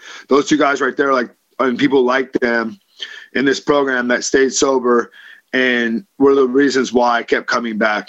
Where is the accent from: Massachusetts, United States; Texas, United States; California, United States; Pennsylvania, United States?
California, United States; Livermore; I grew up in Livermore, California, to two parents who were practicing alcoholics